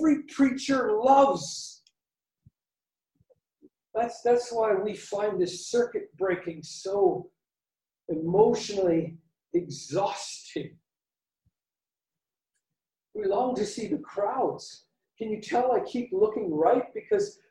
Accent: Canada; moved away; I grew up in Canada

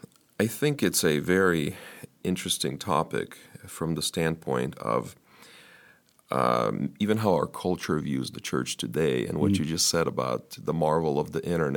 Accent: United States; For the church was so significant to us growing up in the United States

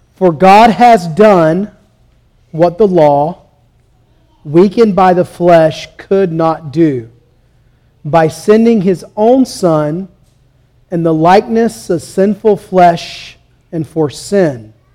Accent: Southeast Georgia, United States; I'm from Southeast Georgia

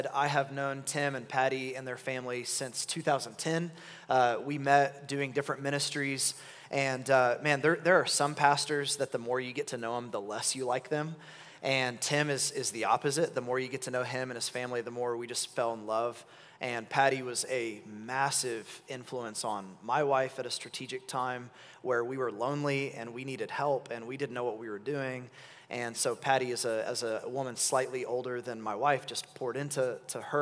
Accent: Oklahoma City, Oklahoma, United States; I'm from Oklahoma City, and my wife and I have been there our whole lives

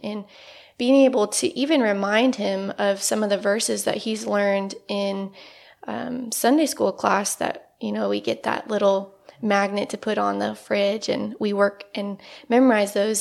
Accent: Northeast Indiana, United States; moved away as an adult; now in Evansville, United States; I grew up in Northeast Indiana, and I came down to Evansville to go to school at U S

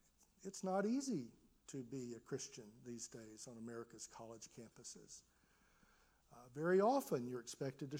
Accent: United States; as an American

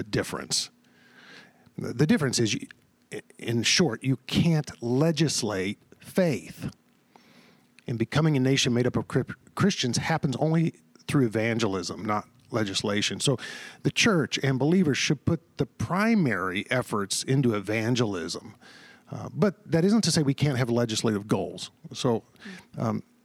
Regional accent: Texas, United States; I grew up in the South, in Texas, and what was often described as the Bible Belt

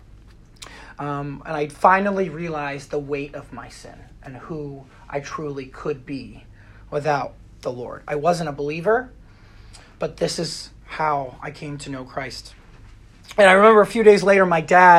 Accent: Pennsylvania, United States; I drove from my hometown in Pennsylvania

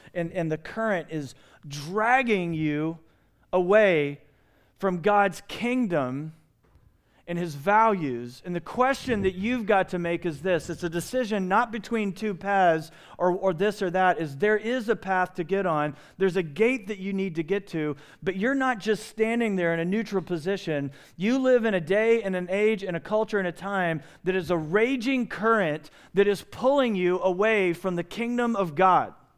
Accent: Evansville, Indiana, United States; now in Phoenix, United States; I was raised in Evansville, Indiana, on the Ohio River

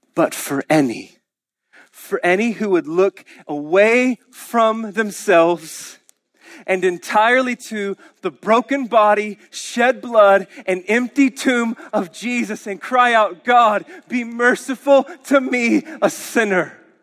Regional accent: Oklahoma, United States; we're Oklahomans.

